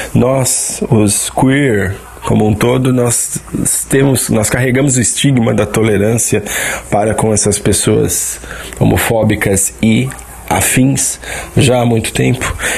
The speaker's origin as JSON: {"language": "Portuguese", "region": "São Paulo", "country": "Brazil", "moved": "yes", "lives_now": "Southern Brazil", "said": "eu tenho 36 anos, sou de São Paulo, mas vivo no Sul"}